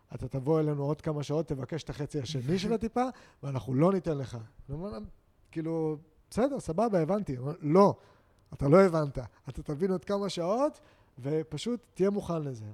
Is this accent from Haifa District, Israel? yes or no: yes; Haifa, Haifa District, Israel; אני יהודי, ישראלי, אה, חיפאי